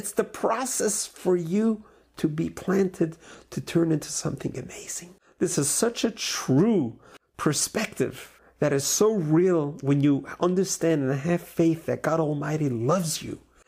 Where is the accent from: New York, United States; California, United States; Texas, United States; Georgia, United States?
New York, United States; When I grew up in New York